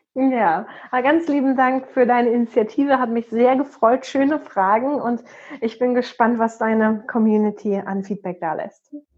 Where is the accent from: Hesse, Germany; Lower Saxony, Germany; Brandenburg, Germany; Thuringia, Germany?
Brandenburg, Germany; Potsdam; in Potsdam, meine Heimatstadt